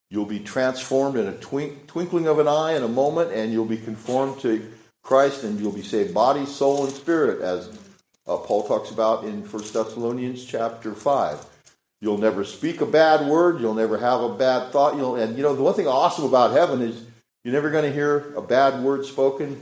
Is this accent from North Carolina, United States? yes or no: no; California, United States; moved away; I'm from California